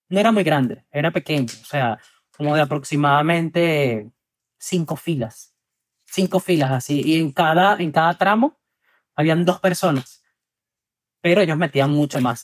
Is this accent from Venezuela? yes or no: yes; Venezuela; moved away as an adult; soy de Venezuela y tengo 29 años